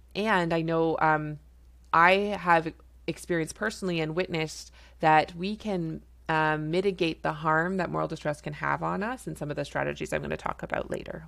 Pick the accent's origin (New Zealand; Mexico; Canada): Canada; I'm a Canadian family physician